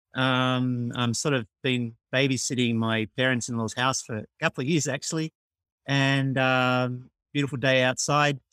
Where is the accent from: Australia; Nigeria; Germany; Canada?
Australia; Melbourne, Victoria; moved away as an adult; now in Tokyo, Japan; I'm from Australia and from Melbourne. I still am from Melbourne, but I've actually spent my, more of my life living in Japan, in Tokyo, than, than in Australia